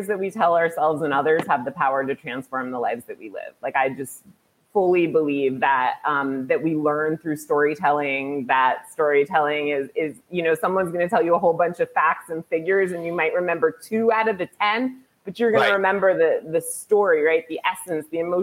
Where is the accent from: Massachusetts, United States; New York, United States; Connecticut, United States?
Connecticut, United States; Greenwich; I grew up in Greenwich, Connecticut